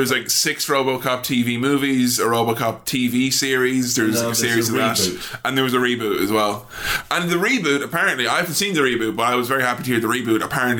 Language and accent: English; Ireland; I'm Irish.